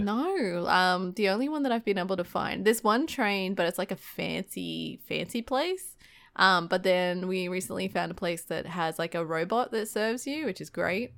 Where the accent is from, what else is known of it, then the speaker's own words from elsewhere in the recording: Australia; accent: fast-paced Australian; I'm actually really self-conscious about my, um, my accent. Um, especially when I have to order things and I always try to, like, articulate my words and try to slow down my fast-paced Australian talking.